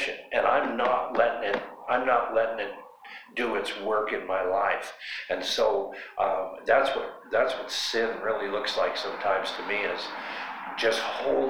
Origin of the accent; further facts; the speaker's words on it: Butte, Montana, United States; I'm from Butte, Montana.